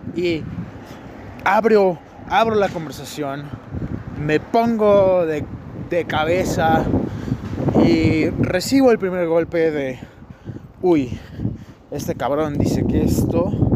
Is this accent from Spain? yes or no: no; Mexico